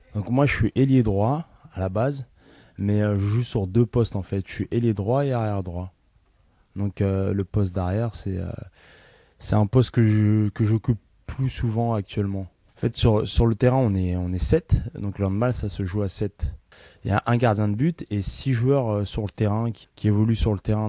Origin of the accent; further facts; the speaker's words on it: Ivry-sur-Seine, Île-de-France, France; Je suis né à Ivry, dans l'hôpital Jean Rostand.